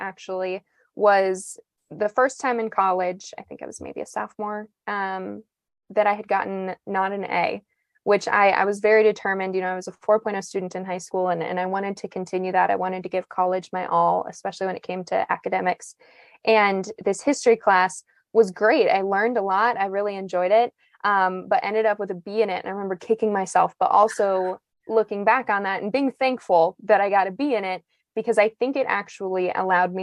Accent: Martin, South Dakota, United States; I grew up in Martin, South Dakota, which is a tiny town on the west side of the state

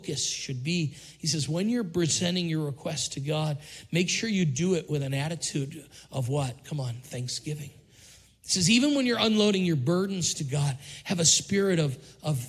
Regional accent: Syracuse, New York, United States; now in Richmond, United States; We grew up in Syracuse where it's 100 inches of snow every winter

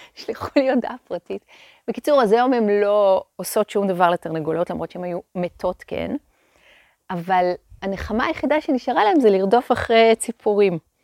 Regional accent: Hadera, Haifa District, Israel; הם עוד גרו בחדרה. שם נולדתי, שם גדלתי

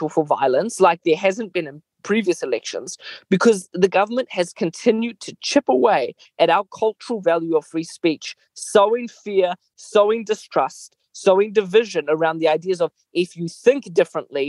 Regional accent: Mozambique; moved away; I grew up in Mozambique, a country that was deeply troubled by gross atrocities throughout the 80s.

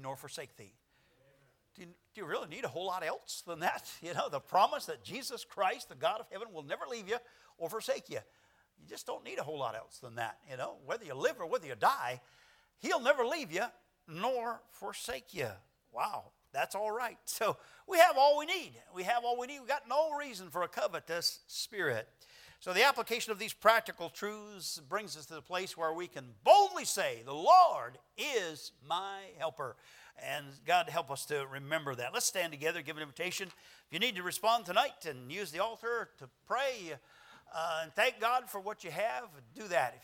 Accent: United States

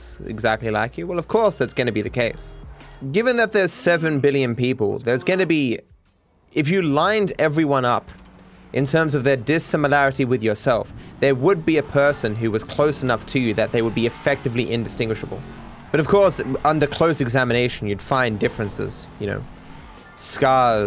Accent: Australia; being Australian

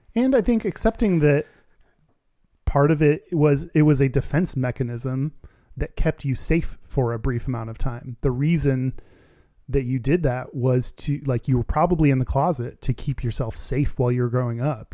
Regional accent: Texas, United States; I'm from Texas

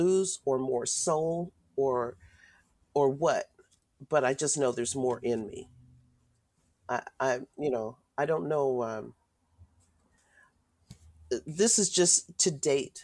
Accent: Richmond, California, United States; I came from Richmond, born and raised in Richmond

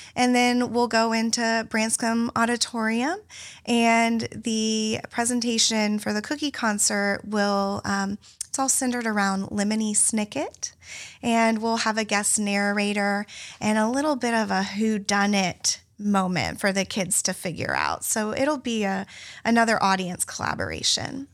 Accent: Lakeland, Florida, United States; I was born and raised here in Lakeland.

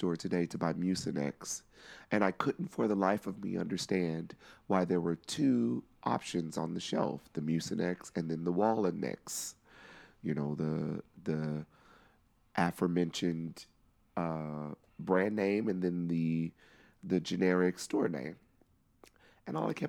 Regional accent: Missouri, United States; I am from Missouri

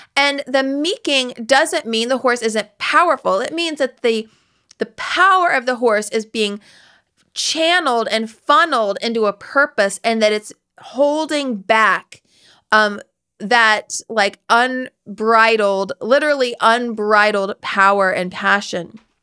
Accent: West Virginia, United States; I'm from West Virginia

